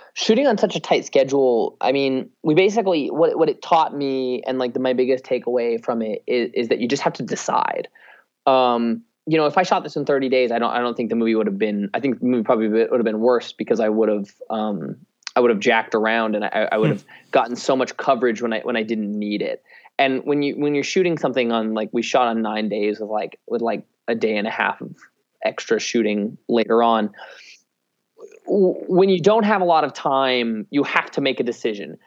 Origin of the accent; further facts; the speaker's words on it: Wyoming, United States; now in Los Angeles, United States; I'm a kid from Wyoming who had zero ties to the film industry.